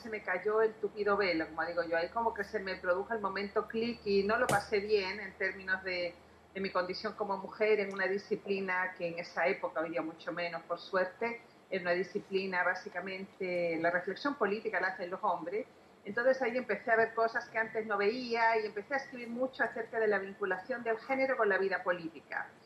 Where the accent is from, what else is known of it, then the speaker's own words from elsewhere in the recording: Chile; also born or lived in Venezuela / Spain; y soy trinacional, soy chilena, venezolana y española.